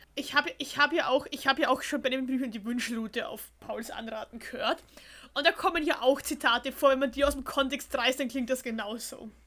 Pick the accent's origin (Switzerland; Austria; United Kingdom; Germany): Austria; bei uns in Österreich